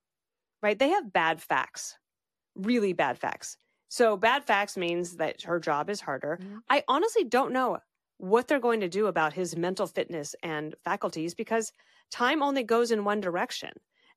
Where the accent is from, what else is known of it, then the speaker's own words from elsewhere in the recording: the West, United States; And he asked me all about growing up in the West.